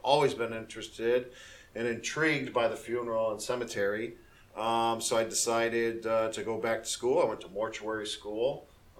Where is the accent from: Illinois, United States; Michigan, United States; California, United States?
Illinois, United States; Waukegan; moved away as an adult; also born or lived in Kenosha, Wisconsin; now in Florida, United States; I was born in Kenosha, Wisconsin. I was raised in a town called Waukegan in Illinois